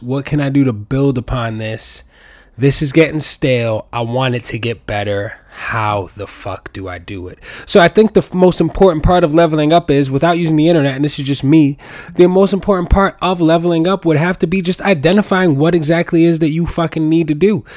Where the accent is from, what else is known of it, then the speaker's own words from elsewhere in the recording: New York City, New York, United States; I was born and raised in New York City